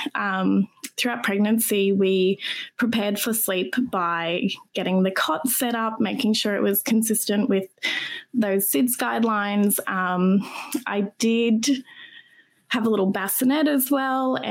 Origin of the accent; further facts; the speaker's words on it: Brisbane, Queensland, Australia; Brisbane born and raised. And I live here